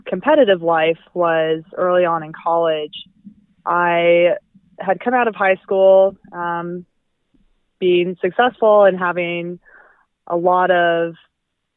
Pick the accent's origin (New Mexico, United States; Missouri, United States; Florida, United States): New Mexico, United States; Albuquerque; also born or lived in Southern California; I am originally from Albuquerque, New Mexico, born and raised